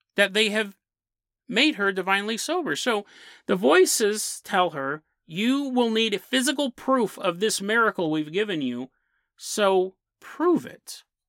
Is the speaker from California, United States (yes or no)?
yes; San Lorenzo, California, United States; when I grew up in San Lorenzo, one of the places I grew up